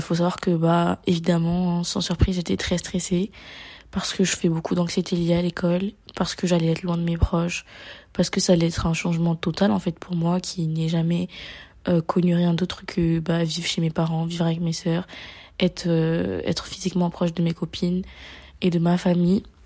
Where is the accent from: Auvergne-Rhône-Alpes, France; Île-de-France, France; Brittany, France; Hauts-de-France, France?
Île-de-France, France; Paris; moved away as an adult; je suis née à Paris. Je suis une Parisienne et tout, euh, de facto